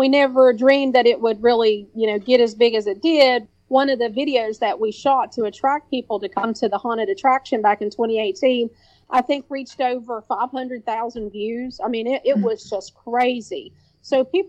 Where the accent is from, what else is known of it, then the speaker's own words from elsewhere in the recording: Kentucky, United States; also born or lived in Lexington, Kentucky; now in Williamson, United States; I was born in Williamson, West Virginia, and raised in Kentucky. And then I came back to West Virginia